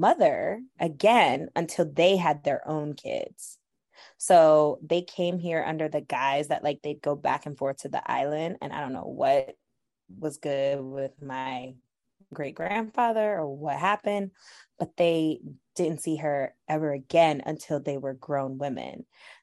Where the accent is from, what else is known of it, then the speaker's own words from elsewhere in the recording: New York City, New York, United States; me growing up in Bed-Stuy